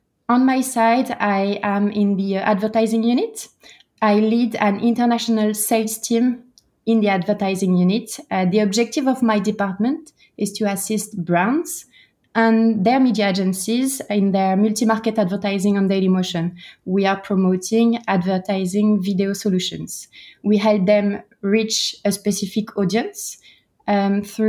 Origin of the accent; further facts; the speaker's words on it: Brittany, France; moved away; also born or lived in United States / Singapore / United Kingdom; I am from Brittany. I'm French.